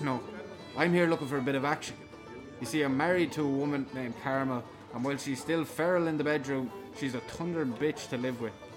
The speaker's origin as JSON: {"language": "English", "town": "Ballygarrett", "region": "Leinster", "country": "Ireland", "tie": "born or raised there", "said": "growing up in Ballygarrett"}